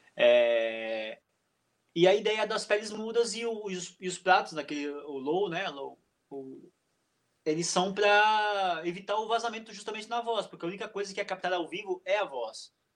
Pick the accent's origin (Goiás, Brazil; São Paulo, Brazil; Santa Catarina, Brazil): Santa Catarina, Brazil; Fraiburgo; also born or lived in Blumenau; eu nasci em Blumenau, é, só que eu fui morar em Freiburgo, lá no meio oeste catarinense, bem novo, assim.